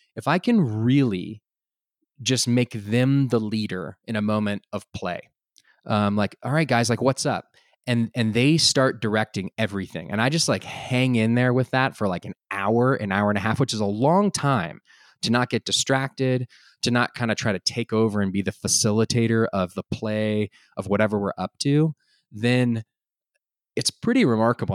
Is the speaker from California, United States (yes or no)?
no; Austin, Texas, United States; also born or lived in France; now in Boulder, United States; I was originally from Austin